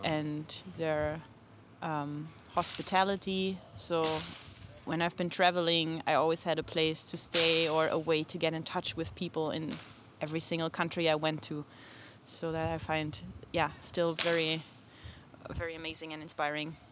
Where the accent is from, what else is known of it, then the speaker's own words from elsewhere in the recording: Germany; now in Portland, United States; Germany, but I live in Portland, Oregon.